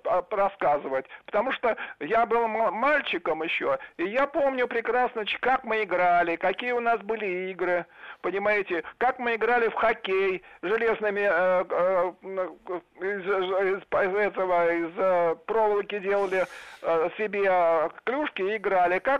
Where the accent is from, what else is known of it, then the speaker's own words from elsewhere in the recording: Moscow, Russia; born there; Я родился в Москве в 1936 году.